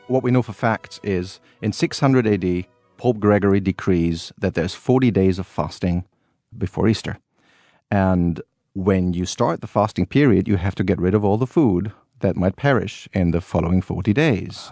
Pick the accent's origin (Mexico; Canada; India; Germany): Germany; Cologne, North Rhine-Westphalia; born or raised there